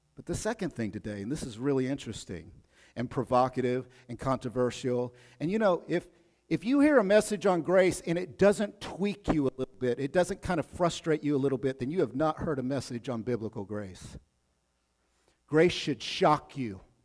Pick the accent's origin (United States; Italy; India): United States; Oklahoma; I'm from Oklahoma, I know about those Bodunk towns.